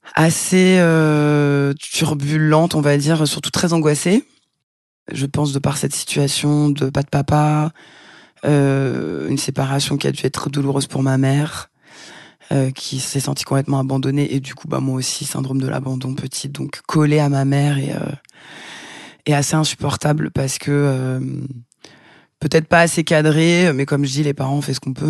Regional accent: Vitry-sur-Seine, Île-de-France, France; moved away as an adult; also born or lived in Paris / Fontenay-aux-Roses / Tarn / Brazil; now in Marseille, France; Je suis née à Paris en 1978, dans le 12e. J'ai grandi en banlieue, d'abord à Fontenay-aux-Roses dans le 92, puis à Vitry-sur-Seine, 9-4

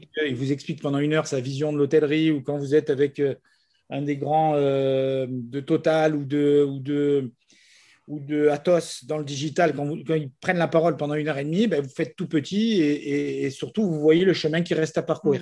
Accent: Nice, Provence-Alpes-Côte d'Azur, France; Moi, je suis profondément niçois. Je suis né ici.

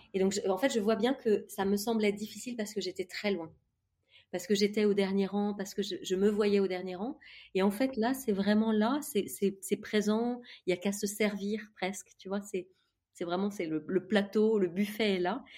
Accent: Ville-d'Avray, Île-de-France, France; also born or lived in Toulon; j'ai grandi dans le 92, dans les Hauts-de-Seine, en banlieue

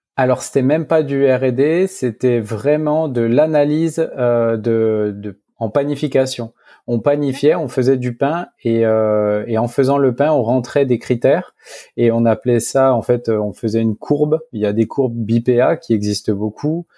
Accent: Dijon, Bourgogne-Franche-Comté, France; also born or lived in Africa; now in Bordeaux, France; je suis originaire de Dijon, de la région Bourgogne

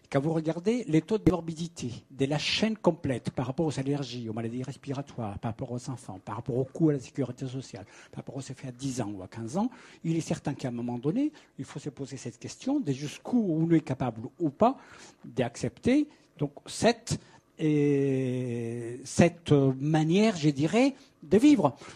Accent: Paris, Île-de-France, France; je vais parler des Paris, je suis parisien, j'habite à Paris, je suis très heureux d'habiter à Paris

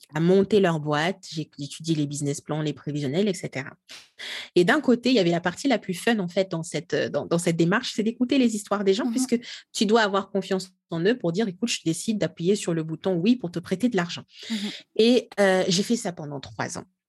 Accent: Kinshasa, DR Congo; moved away; moi je je suis congolaise, hein, j'ai grandi, je suis née, j'ai grandi à Kinshasa, euh, la capitale de la RDC, RD Congo

